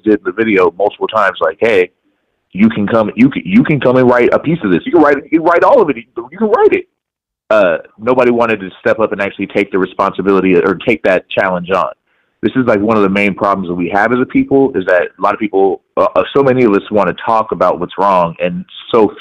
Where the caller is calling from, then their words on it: Seattle, Washington, United States; I'm calling from Seattle.